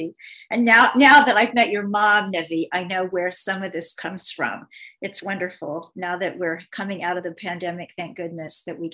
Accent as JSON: {"language": "English", "town": "Kansas City", "region": "Missouri", "country": "United States", "moved": "yes", "lives_now": "New York, United States", "said": "I'm from Kansas City, Missouri"}